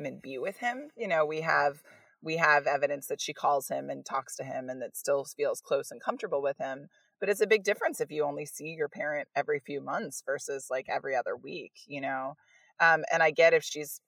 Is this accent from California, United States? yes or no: yes; California, United States; moved away as an adult; also born or lived in San Francisco / Berkeley / Long Island